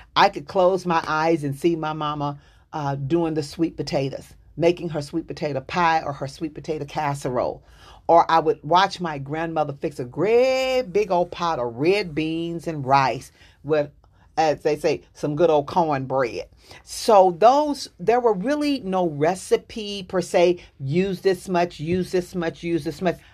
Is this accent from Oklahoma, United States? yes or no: no; Dallas, Texas, United States; I'm from Dallas, Texas